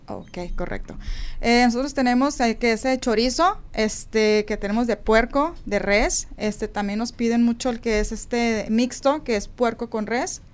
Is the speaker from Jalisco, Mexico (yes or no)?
no; Sonora, Mexico; Somos de Sonora